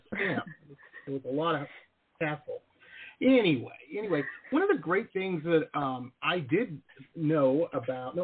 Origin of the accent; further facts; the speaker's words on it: Detroit, Michigan, United States; moved away as an adult; also born or lived in Boston / Southern California / San Diego; I grew up in Detroit